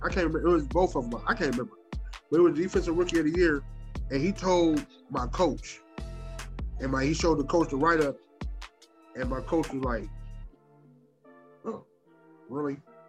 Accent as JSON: {"language": "English", "town": "Akron", "region": "Ohio", "country": "United States", "tie": "born or raised there", "said": "growing up in Akron on the east side, you, like I said, you grew up knowing the white people that you know is cops and teachers."}